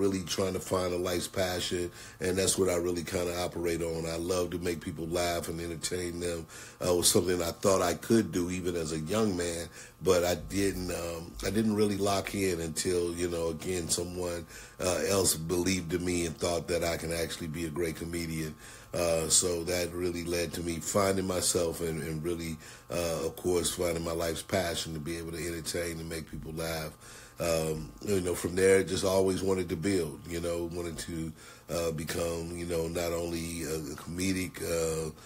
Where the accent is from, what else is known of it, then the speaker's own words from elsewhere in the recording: St. Louis, Missouri, United States; I'm from St. Louis, Missouri.